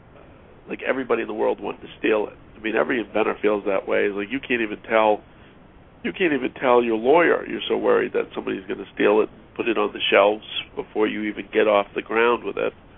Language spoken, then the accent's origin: English; Augusta, Maine, United States; moved away as an adult; also born or lived in Philadelphia / Seattle; now in Los Angeles, United States; I grew up in Maine, so not a, even though I live in Los Angeles now, I'm not from a, a big city. I'm actually from Augusta, Maine